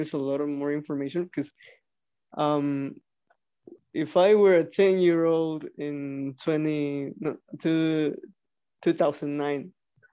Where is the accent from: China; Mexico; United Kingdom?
Mexico; I'm from Mexico